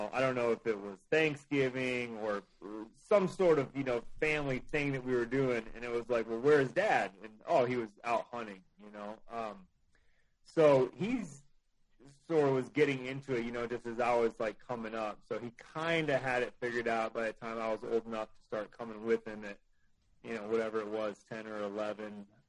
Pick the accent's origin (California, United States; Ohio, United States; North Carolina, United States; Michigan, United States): Michigan, United States; Kalamazoo; moved away as an adult; also born or lived in Indianapolis; I grew up mostly, I'd say, in Kalamazoo, Michigan. I was born in Indianapolis, but we moved there when I was about 8. Up to Kalamazoo, and I lived there until I was probably 18.